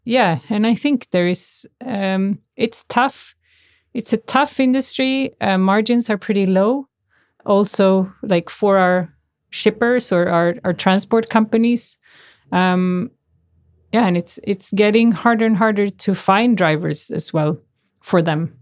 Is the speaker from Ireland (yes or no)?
no; Canada; moved away; I grew up in Canada